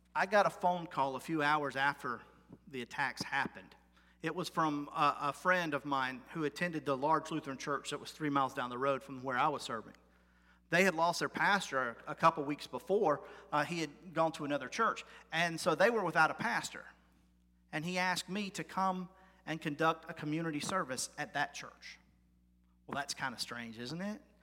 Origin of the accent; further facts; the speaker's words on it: United States; as an American, my whole life